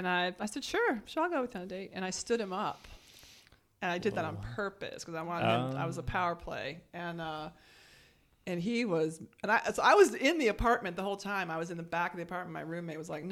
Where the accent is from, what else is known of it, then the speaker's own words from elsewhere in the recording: California, United States; moved away as an adult; also born or lived in Norfolk, Virginia; I'm from California originally